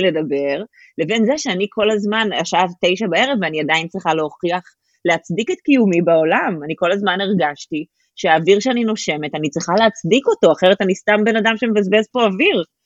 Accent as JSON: {"language": "Hebrew", "country": "Israel", "tie": "born or raised there", "moved": "as an adult", "lives_now": "Germany", "said": "אני הייתי 27 שנה בארץ"}